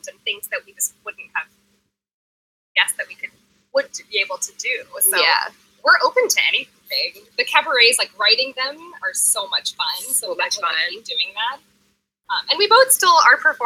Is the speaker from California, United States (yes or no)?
no; Jacksonville, Florida, United States; moved away; I'm from Jacksonville, Florida